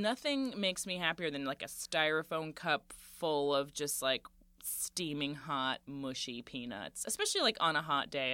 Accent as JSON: {"language": "English", "region": "Central Florida", "country": "United States", "tie": "born or raised there", "also_born_or_lived": "Boston / New York", "moved": "yes"}